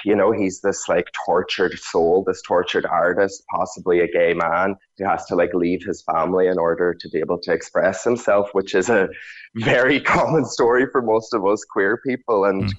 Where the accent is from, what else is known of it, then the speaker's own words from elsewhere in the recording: Ulster, Ireland; But I definitely did feel like an alien growing up in Donegal, that there was no place there for me.